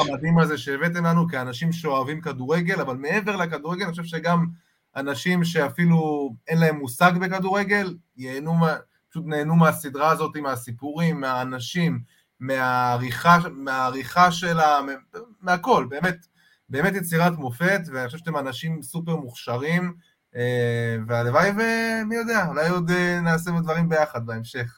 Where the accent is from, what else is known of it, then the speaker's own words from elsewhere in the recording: Holon, Tel Aviv District, Israel; אני גדלתי בצפרירים